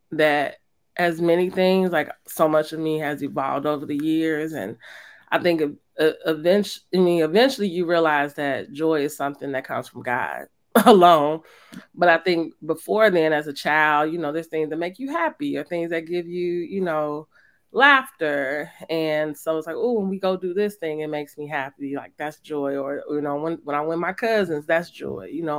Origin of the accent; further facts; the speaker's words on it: Illinois, United States; because we grew up in Auburn Gresham.